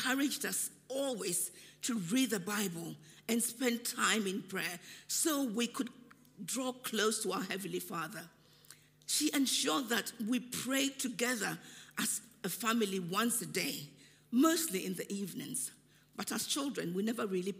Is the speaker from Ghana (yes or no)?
yes; Ghana; moved away; When I was growing up in Ghana